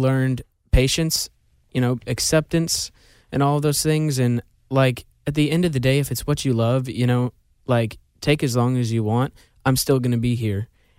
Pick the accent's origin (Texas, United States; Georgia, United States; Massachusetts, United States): Georgia, United States; You know, like, I'm born and raised in Georgia, so that was like definitely one of the reasons.